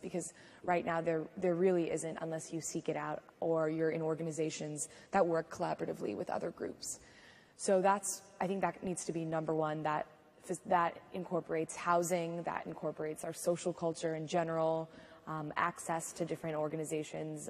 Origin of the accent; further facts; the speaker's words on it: Seattle, Washington, United States; moved away as an adult; now in Durham, United States; I'm from Seattle, Washington